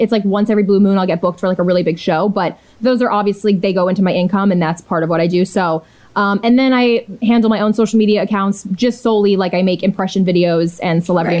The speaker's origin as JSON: {"language": "English", "town": "Washington", "region": "District of Columbia", "country": "United States", "tie": "born or raised there", "said": "my hometown, DC, which is where I'm at now."}